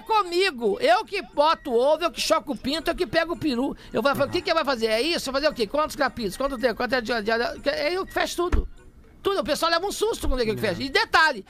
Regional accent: Minas Gerais, Brazil; moved away as an adult; also born or lived in Pouso Alegre; now in São Paulo, Brazil; Quando eu saí de Minas Gerais

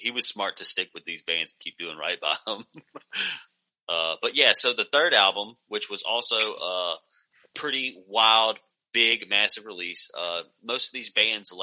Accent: the South, United States; that was where I would spend most of my time if I was getting out of my hometown, was just in different places in the South

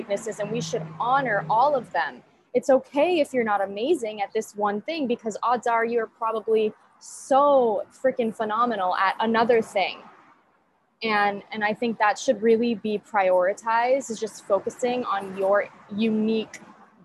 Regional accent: United States; I'm from the United States.

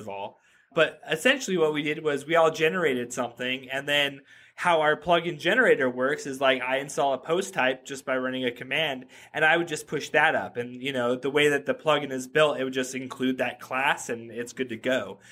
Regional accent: Reno, Nevada, United States; I grew up in Reno, Nevada

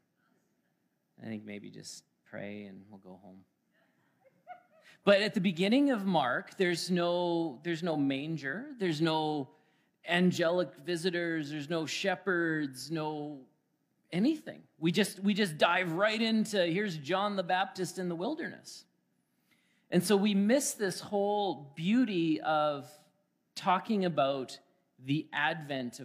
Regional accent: Alberta, Canada; moved away as an adult; now in Manitoba, Canada; That's how you know I'm from Alberta. I said, boy, howdy.

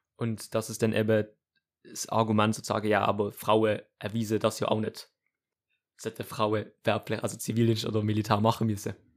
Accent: Switzerland; uns als, als, als Schweizer Gesellschaft

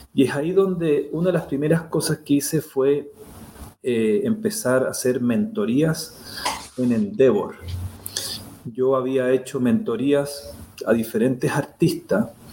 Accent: Chile; moved away as an adult; also born or lived in Florida / California; yo soy chileno

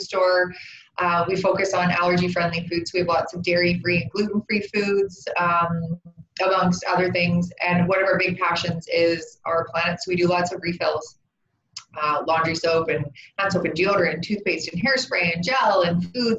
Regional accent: Vancouver Island, British Columbia, Canada; I grew up on Vancouver Island

